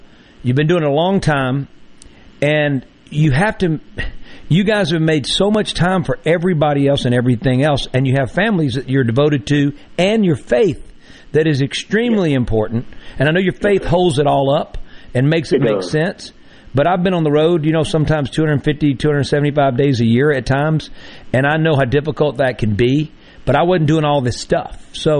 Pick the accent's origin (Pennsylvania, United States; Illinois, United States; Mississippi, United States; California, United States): Mississippi, United States; Greenville; born or raised there